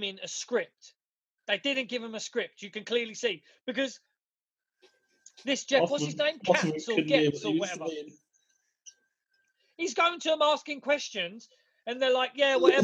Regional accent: England, United Kingdom; We're British, mate. We're English.

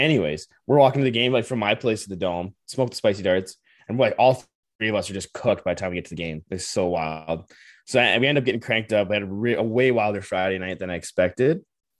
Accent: Saskatchewan, Canada; now in Calgary, Canada; I'm from Saskatchewan

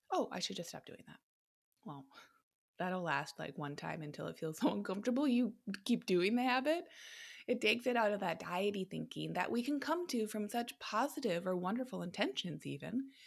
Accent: United States

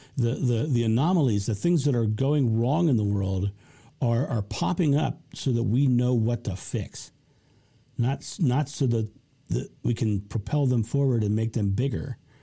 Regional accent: United States; I'm American

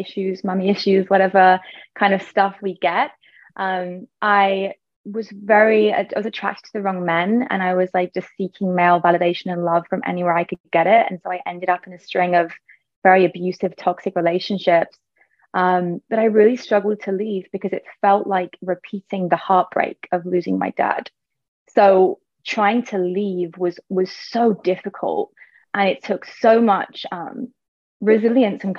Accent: England, United Kingdom; moved away as an adult; also born or lived in Ibiza; I moved actually from England to Ibiza

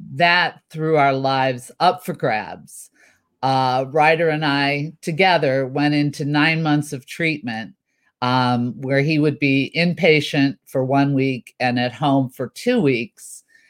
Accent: Chicago, Illinois, United States; moved away as an adult; also born or lived in Champaign, Illinois / Burbank, California; now in California, United States; I was born in central Illinois, Champaign to be specific, but most of my life I was raised in Chicago.

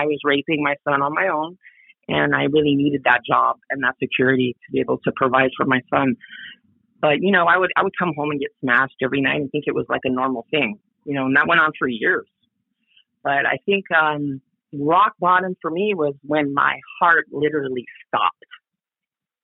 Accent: San Francisco Bay Area, California, United States; moved away as an adult; now in Oahu, United States; I was born and raised in the San Francisco Bay Area my whole life.

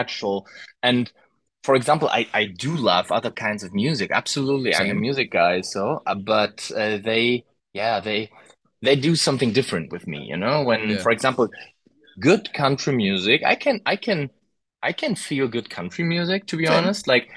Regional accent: Germany; English is a second language; I can tell you as a German

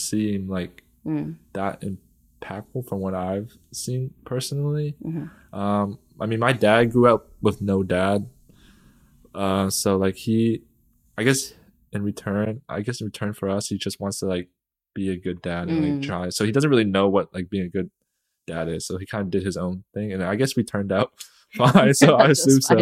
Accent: Fairfax, Virginia, United States; first language Vietnamese; English is a second language; I grew up here, actually, my whole life

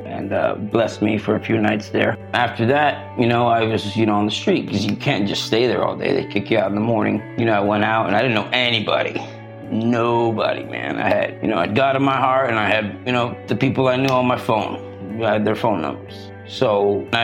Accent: South Africa; also born or lived in Florida; now in California, United States; I'm South African. I came to Florida.

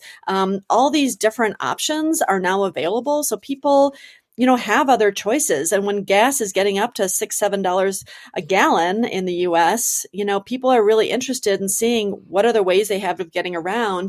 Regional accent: Detroit, Michigan, United States; now in Denver, United States; I'm from Detroit, Michigan, like the home of driving a car

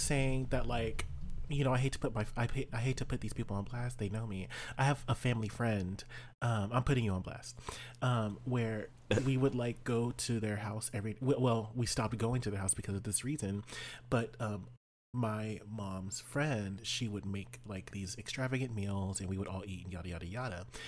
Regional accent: South Texas, United States; I grew up in South Texas

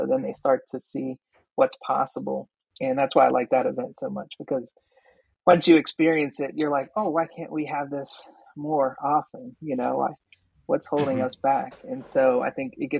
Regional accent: Pittsburgh, Pennsylvania, United States; I grew up in East Liberty, that part of town

